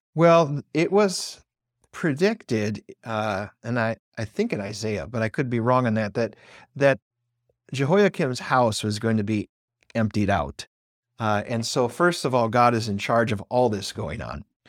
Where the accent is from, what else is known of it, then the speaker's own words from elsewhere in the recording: Wausau, Wisconsin, United States; I'm actually from Wausau, Wisconsin. And so I'm even in the school district I grew up